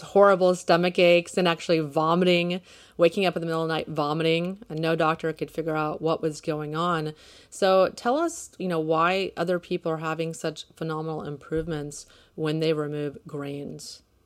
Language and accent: English; Houston, Texas, United States; I'm from Houston too